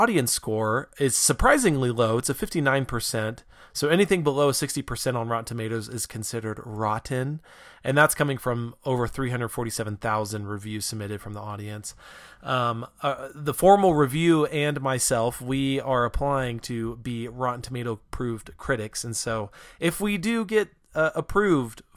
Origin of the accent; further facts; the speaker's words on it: Reno, Nevada, United States; I grew up in Reno